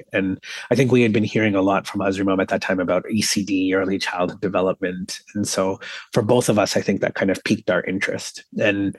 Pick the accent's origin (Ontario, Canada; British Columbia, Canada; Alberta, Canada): Ontario, Canada; Toronto; I was born and raised here in Toronto